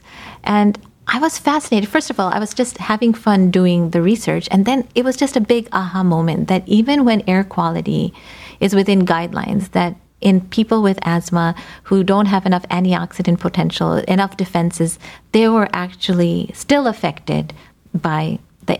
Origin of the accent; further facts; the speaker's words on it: United States; So I'm of Indian descent, first generation. I think the only reason I'm alive is that I was born and brought up here